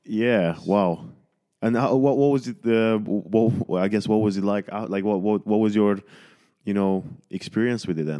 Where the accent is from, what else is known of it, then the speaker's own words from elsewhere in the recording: Romania; moved away; I was born in Romania